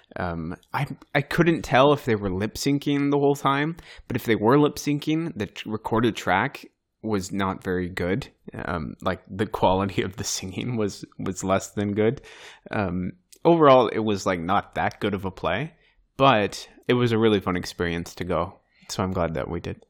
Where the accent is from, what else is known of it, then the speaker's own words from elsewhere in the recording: United States; first language English; moved away as an adult; now in Turkey; we're just Americans